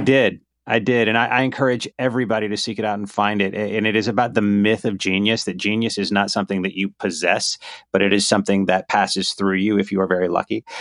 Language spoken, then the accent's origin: English; Myrtle Beach, South Carolina, United States; also born or lived in Charleston, South Carolina; I was born in Myrtle Beach.